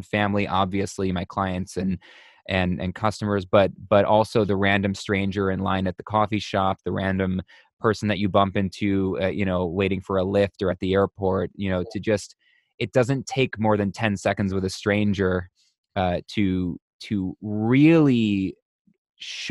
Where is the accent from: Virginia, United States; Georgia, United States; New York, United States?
New York, United States; Buffalo; I'm from Buffalo, New York